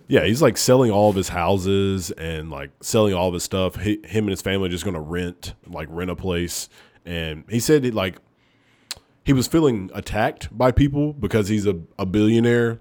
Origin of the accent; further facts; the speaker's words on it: Oneonta, Alabama, United States; moved away; I am from Oneonta, Alabama